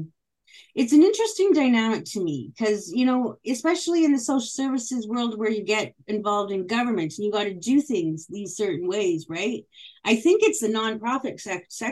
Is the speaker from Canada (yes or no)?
yes; Moose Jaw, Saskatchewan, Canada; I grew up in Moose Jaw, which is predominantly white